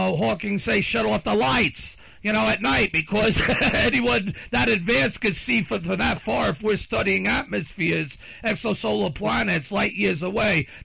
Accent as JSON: {"language": "English", "country": "United States", "said": "I'm an American"}